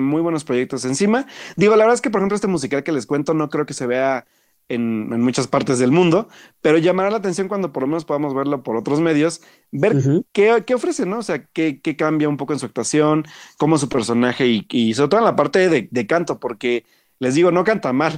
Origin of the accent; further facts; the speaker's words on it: Mexico; como buenos mexicanos curiosos